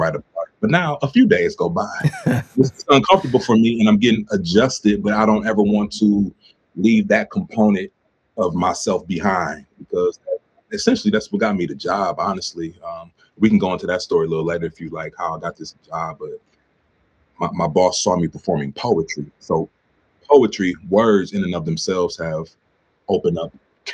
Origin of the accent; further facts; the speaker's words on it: Cleveland, Ohio, United States; moved away as an adult; now in Pittsburgh, United States; I recently relocated to Pittsburgh. I'm from Cleveland